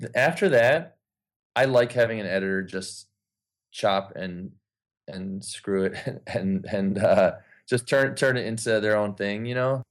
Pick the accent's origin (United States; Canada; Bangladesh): United States; Ypsilanti, Michigan; now in Los Angeles, United States; my hometown, Ypsilanti, Michigan